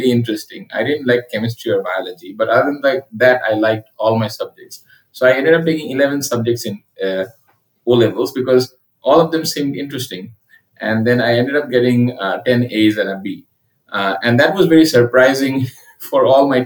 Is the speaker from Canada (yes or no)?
no; Dhaka, Dhaka Division, Bangladesh; also born or lived in Calcutta, India / Sylhet, Bangladesh; my childhood was spent in three places. One is Dhaka, another is Sylhet, and another is Calcutta.